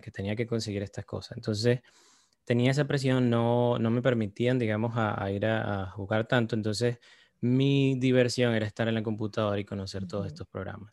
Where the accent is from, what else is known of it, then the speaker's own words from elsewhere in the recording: Caracas, Capital District, Venezuela; Yo crecí en Caracas